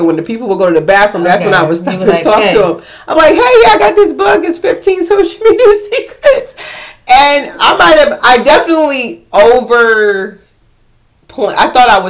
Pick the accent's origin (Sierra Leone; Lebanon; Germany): Sierra Leone; She thought I was African, but I am. I'm from Sierra Leone.